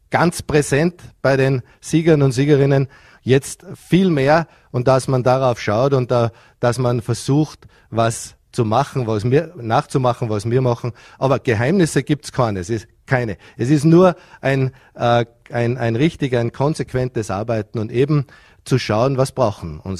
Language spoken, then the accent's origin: German; Vorarlberg, Austria; Kinder an den Wintersport heranzuführen ist ja als Vorarlberger generell eine sehr wichtige Aufgabe. Äh, Skisport, Wintersport hat, glaube ich, Kultur in Vorarlberg.